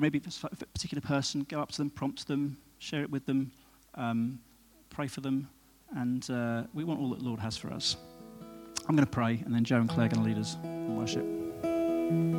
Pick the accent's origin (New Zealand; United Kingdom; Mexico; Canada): United Kingdom; we're British